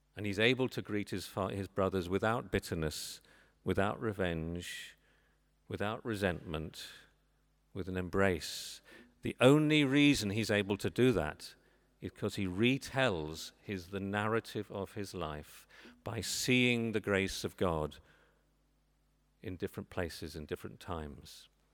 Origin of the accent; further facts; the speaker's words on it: England, United Kingdom; moved away as an adult; now in Northern Ireland, United Kingdom; I'm not from these parts. I'm English